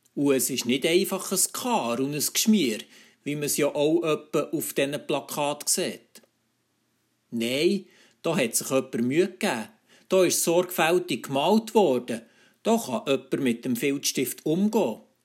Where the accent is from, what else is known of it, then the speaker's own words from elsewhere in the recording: Switzerland; bei uns in der Schweiz